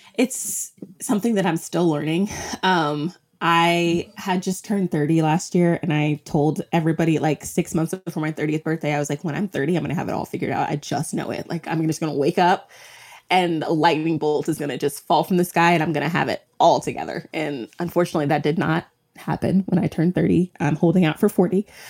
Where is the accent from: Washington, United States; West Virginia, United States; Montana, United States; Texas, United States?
Texas, United States; moved away as an adult; also born or lived in Minneapolis; I'm from Texas, um, and when we moved to Minneapolis